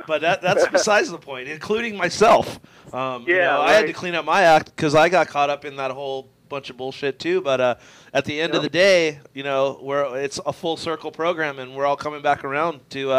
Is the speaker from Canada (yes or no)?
yes; Canada; Sorry, because you know I'm from Canada.